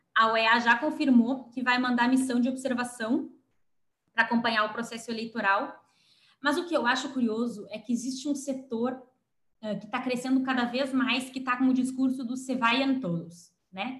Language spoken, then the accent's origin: Portuguese; Brazil; A gente é brasileiro